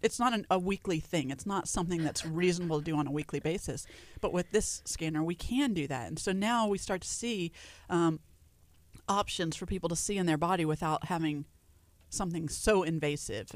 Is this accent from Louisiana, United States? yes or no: yes; Louisiana, United States; now in Texas, United States; I grew up in Louisiana, so we had bunny bread